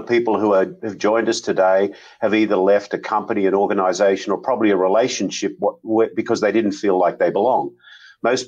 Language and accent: English; Australia; moved away as an adult; now in United States; I'm an Aussie, and I joined WD-40 in 1987, but down in Sydney, and I worked in Sydney